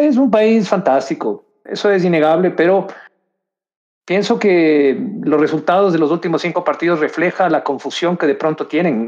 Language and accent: Spanish; Ecuador; somos ecuatorianos